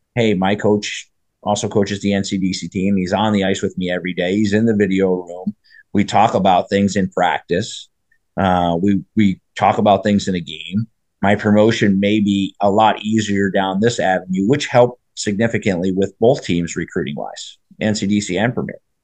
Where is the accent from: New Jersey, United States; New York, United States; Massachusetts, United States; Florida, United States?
New Jersey, United States; I grew up in New Jersey